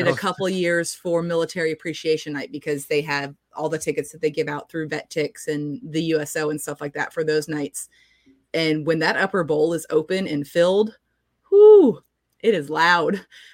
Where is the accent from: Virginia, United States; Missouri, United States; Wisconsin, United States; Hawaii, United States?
Virginia, United States; Norfolk; now in Jacksonville, United States; I grew up in Norfolk